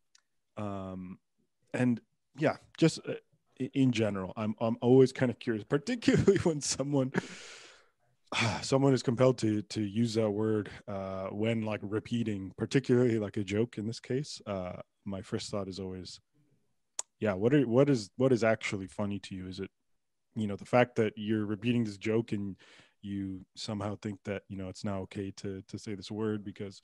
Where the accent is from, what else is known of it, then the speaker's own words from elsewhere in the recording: Pickering, Ontario, Canada; I grew up in Pickering, Ontario